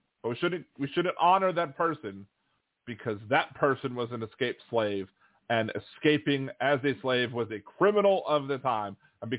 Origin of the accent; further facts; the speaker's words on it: Maryland, United States; now in New Orleans, United States; I was always surprised because I came from Maryland, and in Maryland you have to do an emissions test on your vehicles